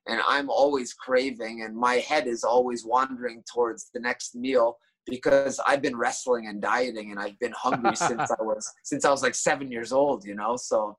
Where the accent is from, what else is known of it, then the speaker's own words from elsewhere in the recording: Tokyo, Japan; like me coming from Tokyo and growing up in Tokyo, I'm kind of biased.